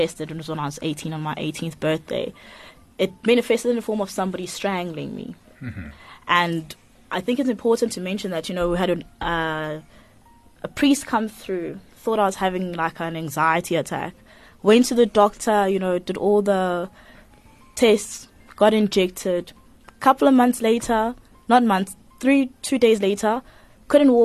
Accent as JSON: {"language": "English", "town": "Vryheid", "region": "KwaZulu-Natal", "country": "South Africa", "tie": "born or raised there", "moved": "as an adult", "lives_now": "Pretoria, South Africa", "said": "I'm living in Pretoria. I grew up in Vryheid, studied Nardini, went to Vryheid"}